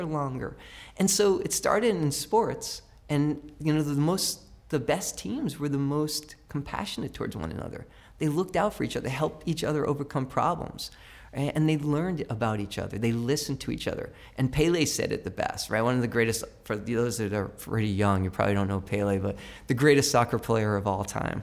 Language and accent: English; Brookfield, Connecticut, United States; also born or lived in New York City; I learned to read, and the love of reading happened in that library when I moved from New York City to Brookfield